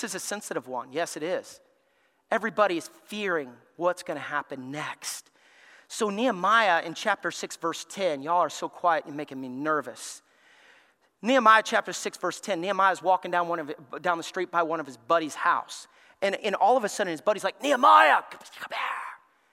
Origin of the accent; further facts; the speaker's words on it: Alabama, United States; I grew up in Alabama